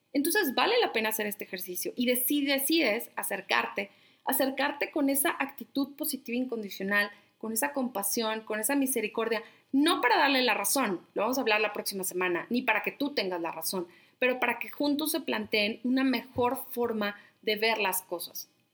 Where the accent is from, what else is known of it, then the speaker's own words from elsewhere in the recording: La Laguna, Coahuila, Mexico; moved away; soy de La Laguna